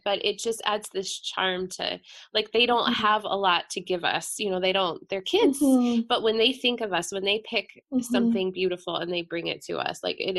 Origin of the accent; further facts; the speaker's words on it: the East, United States; moved away; I grew up in the East